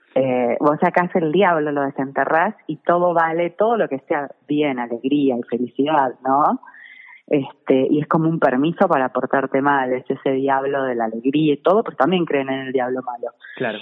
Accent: Buenos Aires, Argentina; moved away as an adult; now in Tilcara, Argentina; yo siendo porteña

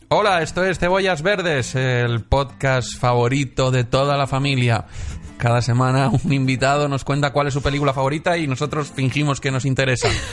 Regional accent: Benidorm, Valencian Community, Spain; moved away; el Festival de Cine de mi pueblo

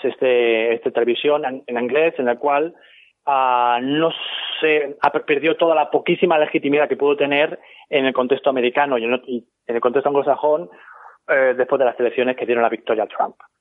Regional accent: Ciudad Real, Castilla-La Mancha, Spain; moved away as an adult; now in United States; yo soy de Ciudad Real originalmente, que dejé hace 16 años España

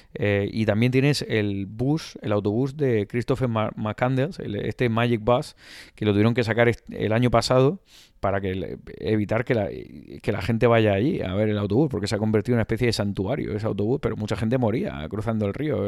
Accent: Spain; Decíamos, de España

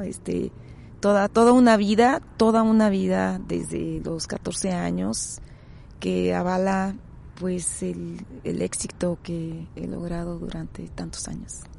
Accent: Tijuana, Baja California, Mexico; Yo soy nativa de la ciudad de Tijuana

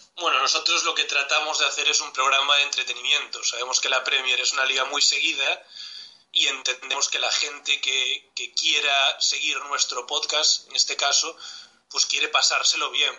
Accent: Galicia, Spain; mi tierra, de Galicia

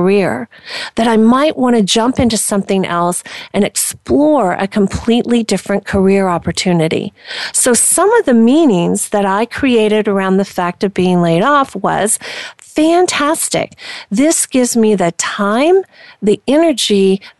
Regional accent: Indiana, United States; I was born and raised in Indiana.

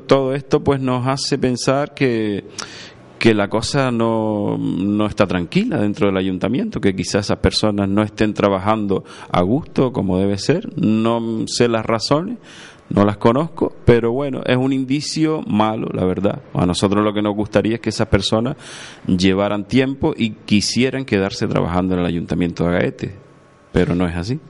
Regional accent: Agaete, Canary Islands, Spain; mi pueblo, que Agaete

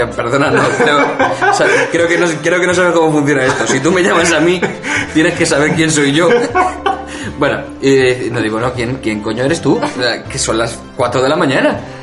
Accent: Madrid, Community of Madrid, Spain; soy de Madrid

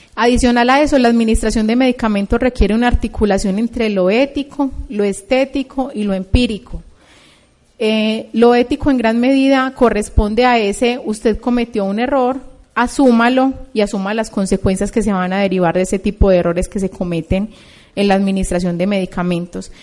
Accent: Colombia

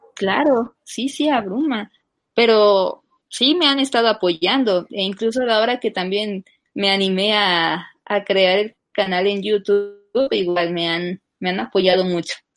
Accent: Texcoco, State of Mexico, Mexico; yo soy del Estado de México, de Texcoco

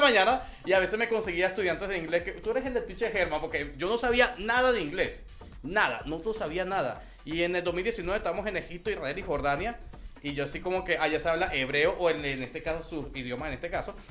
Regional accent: Venezuela; also born or lived in Colombia; now in Mexico; soy venezolano. con padre colombiano y corazón mexicano

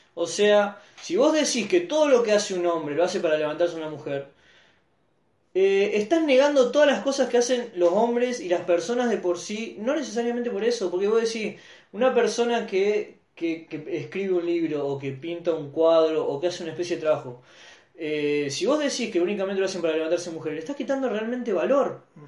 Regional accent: Santa Fe, Argentina; yo amo Santa Fe porque es la ciudad que, que, representa mi lugar en el mundo

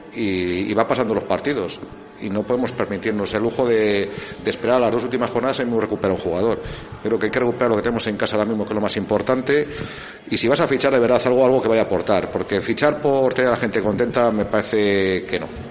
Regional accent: Valladolid, Castile and León, Spain; now in Viana de Cega, Spain; yo vivo en Viana, aunque soy de, que nací en Valladolid

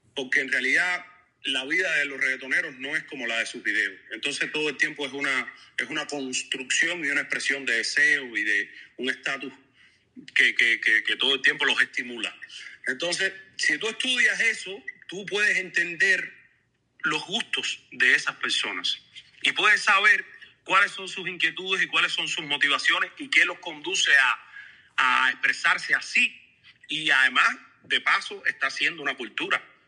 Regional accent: Cuba; moved away; Hay personas que vivían en mi pueblo

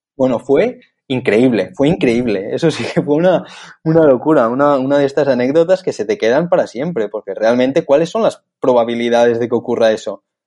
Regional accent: Barcelona, Catalonia, Spain; soy de Barcelona

